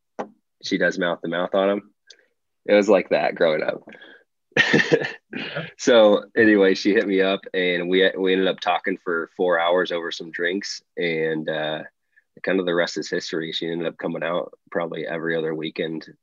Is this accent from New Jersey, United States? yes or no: no; Charleston, Illinois, United States; moved away as an adult; growing up in Charleston